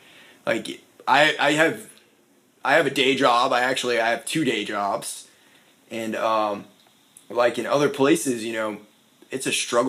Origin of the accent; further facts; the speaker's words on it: Maine, United States; moved away as an adult; now in Nashville, United States; I have a lot of pride coming from Maine and, like, growing up in New England and growing up in the snow.